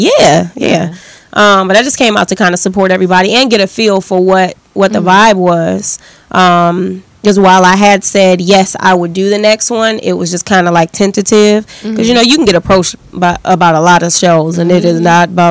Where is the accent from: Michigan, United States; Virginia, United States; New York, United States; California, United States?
Michigan, United States; Detroit; I'm from Detroit